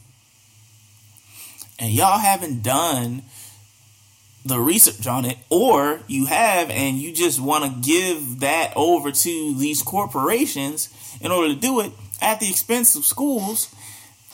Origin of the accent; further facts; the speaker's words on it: Baltimore, Maryland, United States; now in Richmond, United States; I'm from Baltimore.